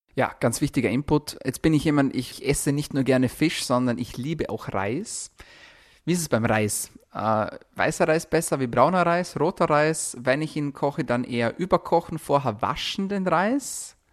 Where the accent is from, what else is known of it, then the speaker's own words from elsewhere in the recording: Austria; bei uns in Österreich, zum Beispiel bei mir, in meiner Region ist das Wasser sehr kalkhaltig